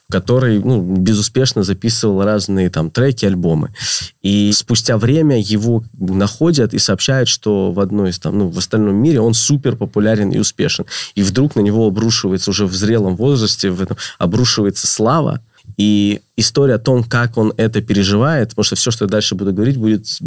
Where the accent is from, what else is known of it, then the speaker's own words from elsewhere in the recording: Stary Oskol, Belgorod Oblast, Russia; Осколе, я из Старого родом. Оскола.